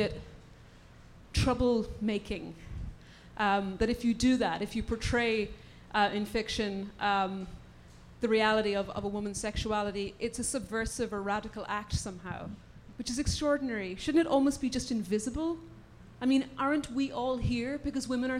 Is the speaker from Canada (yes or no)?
no; Ireland; now in United States; I'm an Irish novelist based in the US